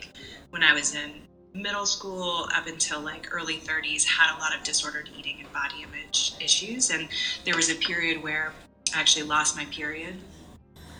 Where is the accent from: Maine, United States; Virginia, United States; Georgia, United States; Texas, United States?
Georgia, United States; Atlanta; moved away as an adult; also born or lived in New York / Sandy Springs; grew up here in Atlanta, right outside of Atlanta